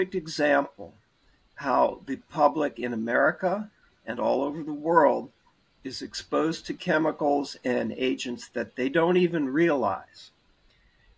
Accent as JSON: {"language": "English", "town": "Bethesda", "region": "Maryland", "country": "United States", "tie": "born or raised there", "also_born_or_lived": "Washington, D.C. / Atlanta / Boston / Baltimore", "moved": "as an adult", "said": "I'm a native of Washington, D.C., and I grew up in Bethesda, Maryland"}